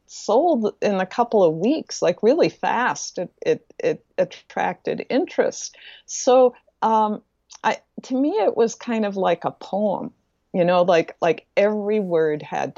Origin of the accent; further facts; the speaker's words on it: Midwest, United States; also born or lived in Wisconsin / Minnesota; And also of growing up in the Midwest, where snow was pretty much half of your year in Wisconsin and Minnesota.